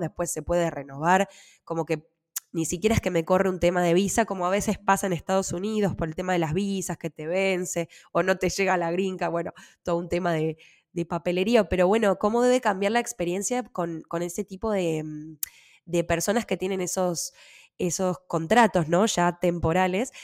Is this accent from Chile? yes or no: no; Buenos Aires, Argentina; moved away as an adult; also born or lived in New York; now in Switzerland; nací y me crié siempre en Buenos Aires, estudié en Buenos Aires